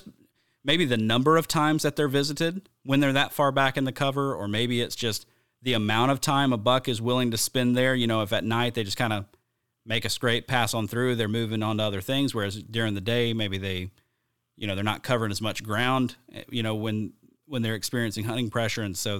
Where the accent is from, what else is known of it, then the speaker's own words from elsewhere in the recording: the South, United States; I grew up hunting in the South